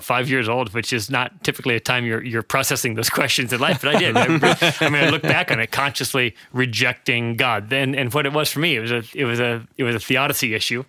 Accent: Lake Preston, South Dakota, United States; I'm 47 years old, which is hard to imagine. I still feel fairly young, and that's not anyway. But I grew up in Lake Preston, South Dakota, a little town in South Dakota.

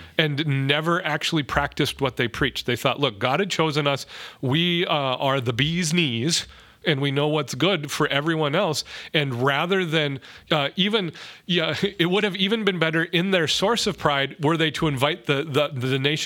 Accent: North Dakota, United States; now in Minneapolis, United States; the better middle of nowhere, North Dakota, back to my home country of Mackville or, you know, Reynolds or places like that.

